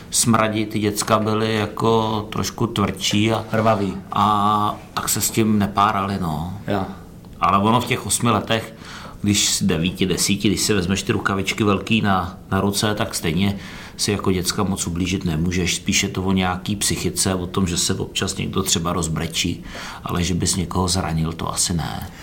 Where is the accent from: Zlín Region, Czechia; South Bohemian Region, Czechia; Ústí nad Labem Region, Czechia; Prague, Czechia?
Ústí nad Labem Region, Czechia; Ústí nad Labem; also born or lived in Brno; když jsme přelezli z Brna do Ústí